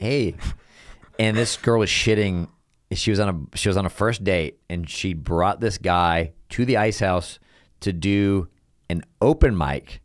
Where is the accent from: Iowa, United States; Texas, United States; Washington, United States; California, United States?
Texas, United States; now in Los Angeles, United States; I'm also from Texas